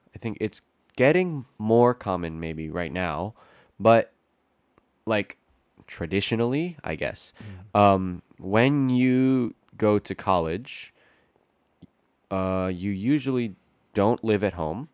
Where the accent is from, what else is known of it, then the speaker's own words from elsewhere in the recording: Maryland, United States; I grew up in Maryland